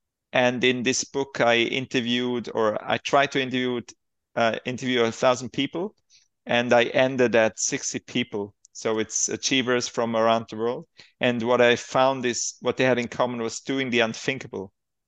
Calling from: Switzerland; I'm calling from Baden-Gatz, Switzerland.

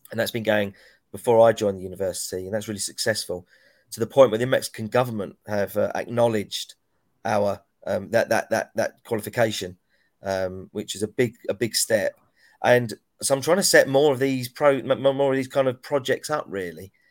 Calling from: East of England, United Kingdom; So I'm at, I'm at home, and home is in South Essex in the UK, which is about, well, let's say, 40 miles east of London.

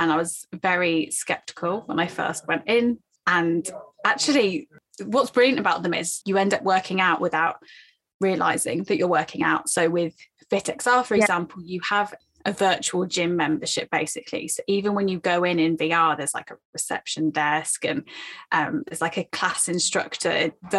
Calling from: London, United Kingdom; Oh, so I'm in London, UK.

